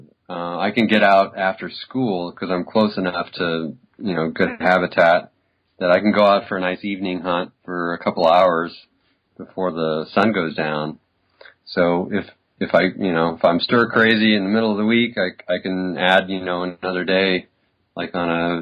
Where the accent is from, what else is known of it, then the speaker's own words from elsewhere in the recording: Southern California, United States; moved away as an adult; also born or lived in Bay Area, California / Boise, Idaho; now in Idaho, United States; I grew up in Southern California in a beach town